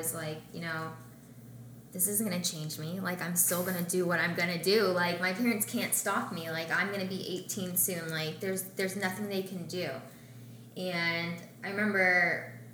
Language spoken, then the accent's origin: English; Russellville, Arkansas, United States; moved away; also born or lived in Florida; I grew up in Arkansas with my parents, in a very, very small town